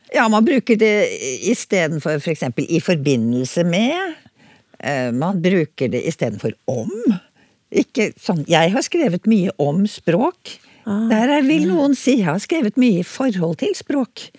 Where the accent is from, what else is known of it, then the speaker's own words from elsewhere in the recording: Oslo, Norway; accent: Oslo dialect; det er i min dialekt, da. Jeg er fra Oslo på det sentrale Østlandet